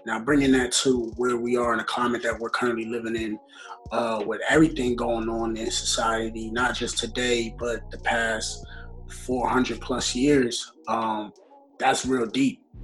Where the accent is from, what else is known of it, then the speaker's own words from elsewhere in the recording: New York City, New York, United States; also born or lived in Rockland County, New York; I'm born and raised in New York. Uh, the Bronx originally